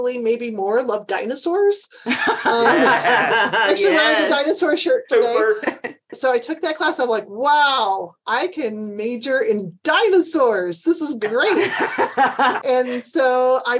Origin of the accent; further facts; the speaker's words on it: Chicago, Illinois, United States; I grew up in Chicago.